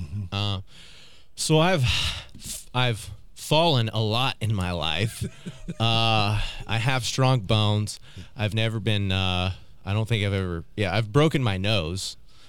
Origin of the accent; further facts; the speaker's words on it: Oklahoma City, Oklahoma, United States; and so in that, I grew up in South OKC again.